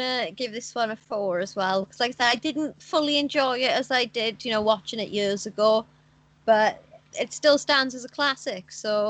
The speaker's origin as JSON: {"language": "English", "country": "United Kingdom", "said": "because I am British"}